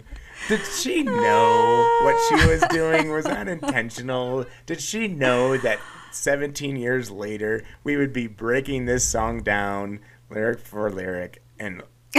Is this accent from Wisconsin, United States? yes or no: no; Kansas, United States; I'm from Kansas, born and raised.